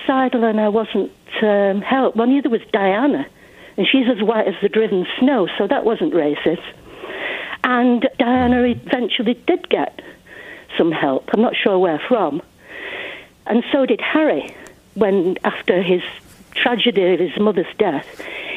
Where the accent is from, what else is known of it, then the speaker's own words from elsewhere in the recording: England, United Kingdom; I was growing up in England in the 50s and the 60s, which gives you some idea how old I am.